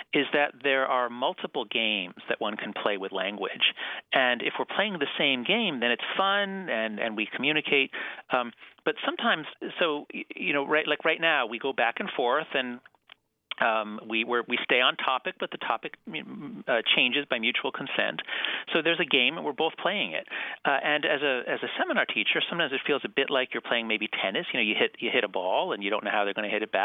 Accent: United States; as an American

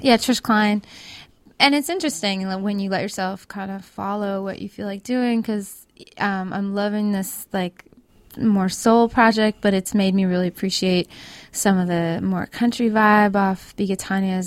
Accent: Vancouver, British Columbia, Canada; also born or lived in Kootenays, British Columbia; I grew up in Canada, um, but most of my family lives in states. And there's an area that we lived in in British Columbia called the Kootenays

